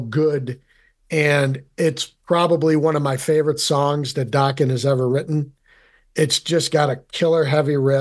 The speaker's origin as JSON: {"language": "English", "town": "Rome", "region": "New York", "country": "United States", "said": "being from Central New York, I'm originally from Rome"}